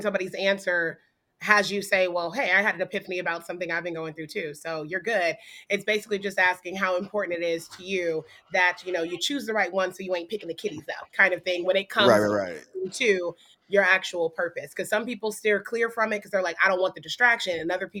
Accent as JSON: {"language": "English", "country": "Japan", "tie": "born or raised there", "said": "Oh, listen, I grew up in Japan, so I already know how the blazes get down."}